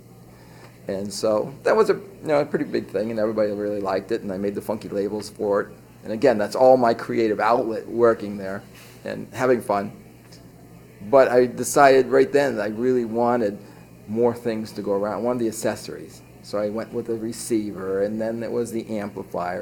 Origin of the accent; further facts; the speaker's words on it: Maine, United States; moved away; I was from Maine, and when I was a kid, sardine cans used to wash up on the beach in front of my house